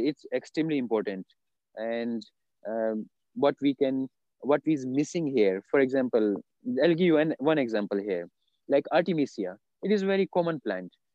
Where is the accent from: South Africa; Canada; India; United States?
India; I was born in India, and of course, I'm living in India only now